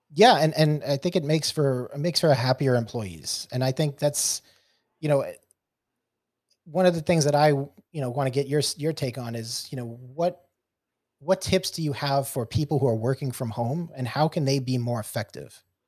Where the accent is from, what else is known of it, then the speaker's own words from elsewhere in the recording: New York City, New York, United States; moved away; I'm from, I'm from originally from New York City. Uh, being a New York City transplant